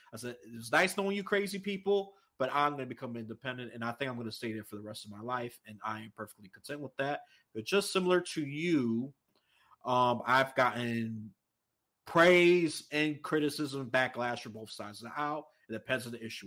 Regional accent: New York City, New York, United States; I was raised in New York City.

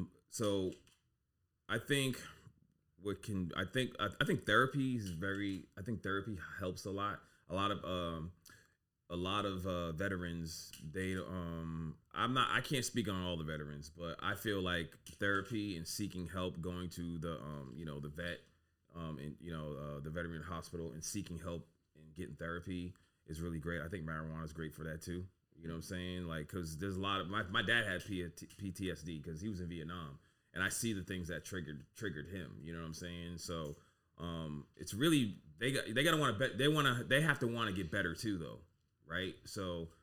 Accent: Boston, Massachusetts, United States; moved away; also born or lived in Texas / Buffalo; growing up in Boston, I was taught how to deal with that shit

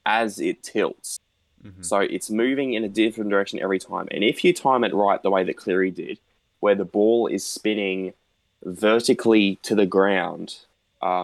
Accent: Townsville, Queensland, Australia; I'm from Crown Townsville

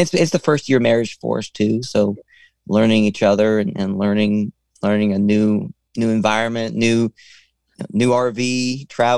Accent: Arkansas, United States; I'm from Arkansas, which is still South

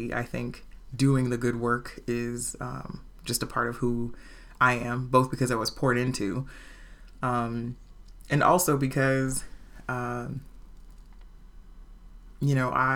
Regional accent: Portland, Oregon, United States; also born or lived in Los Angeles County, California / Washington, D.C.; when I was an infant, my mom and my dad moved up here. Mm. And so I was here, went to King, went to Vernon.

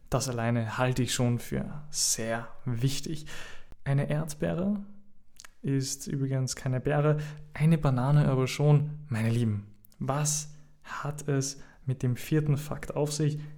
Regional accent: Austria; Ähm, ich bin ja Österreicher. Ihr wisst das. Ich bin Österreicher

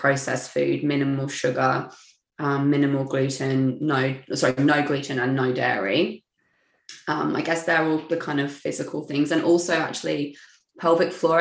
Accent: England, United Kingdom; moved away as an adult; now in Melbourne, Australia; I'm originally from England

